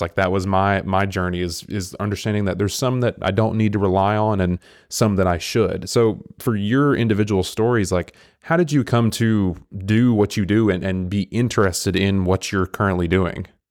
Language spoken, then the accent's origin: English; Englewood, Tennessee, United States; moved away as an adult; now in Chattanooga, United States; the town I grew up in, I kid you not, I can look it up, it has, like, a thousand people on a good day.